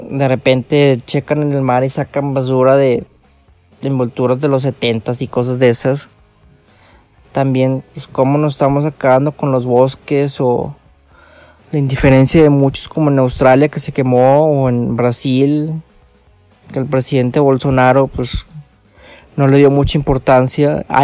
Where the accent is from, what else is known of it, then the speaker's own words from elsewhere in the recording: Monterrey, Nuevo León, Mexico; como soy de Monterrey, me encanta mi ciudad y estoy orgulloso de ella.